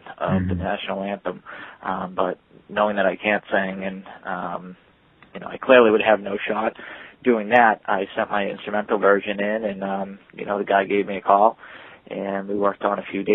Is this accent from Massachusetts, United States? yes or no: yes; Boston, Massachusetts, United States; I was from Boston